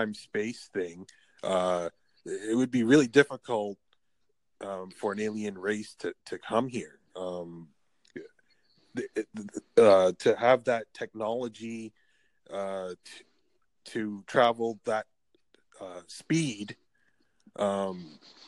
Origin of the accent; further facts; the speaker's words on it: Canada; I'm in Canada. I am in Canada. I am from Canada.